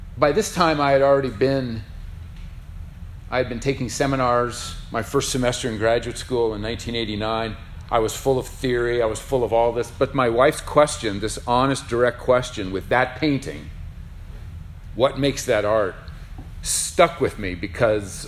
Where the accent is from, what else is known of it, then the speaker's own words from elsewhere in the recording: Lincoln, Nebraska, United States; moved away; I grew up in Lincoln, which, I mean, they're all small towns in Nebraska.